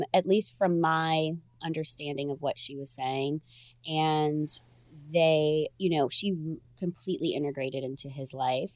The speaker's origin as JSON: {"language": "English", "town": "Chicago", "region": "Illinois", "country": "United States", "also_born_or_lived": "New York / Los Angeles", "moved": "yes", "said": "I'm from Chicago"}